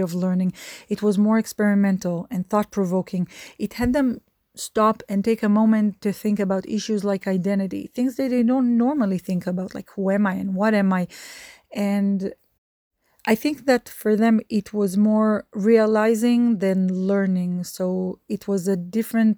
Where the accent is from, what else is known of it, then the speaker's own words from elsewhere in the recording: Israel; moved away; growing up in Israel, it was in the air that I inhaled, in the water that I drank.